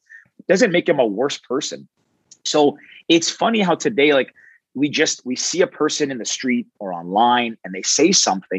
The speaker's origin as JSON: {"language": "English", "town": "Toronto", "region": "Ontario", "country": "Canada", "said": "I'm a male from Toronto"}